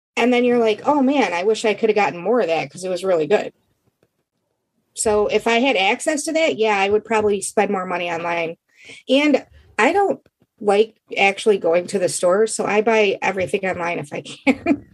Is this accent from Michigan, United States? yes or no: yes; Michigan, United States; I'm from Michigan.